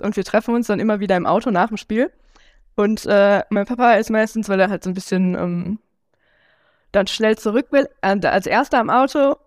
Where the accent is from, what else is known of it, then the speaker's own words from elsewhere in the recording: Mülheim an der Ruhr, North Rhine-Westphalia, Germany; ich zum Beispiel komme aus Mülheim